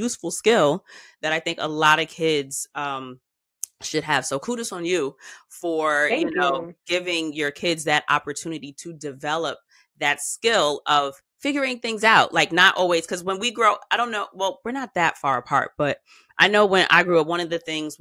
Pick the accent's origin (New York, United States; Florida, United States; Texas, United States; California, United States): New York, United States; as a New Yorker